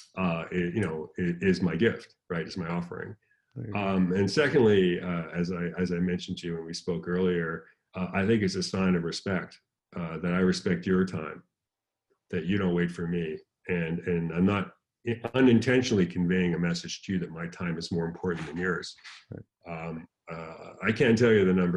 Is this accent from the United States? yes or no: yes; San Diego, California, United States; I'm from San Diego.